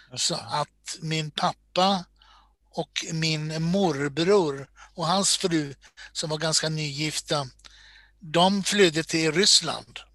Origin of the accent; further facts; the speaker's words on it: Borås, Västra Götaland, Sweden; moved away as an adult; now in Stockholm, Sweden; Född och uppvuxen i Borås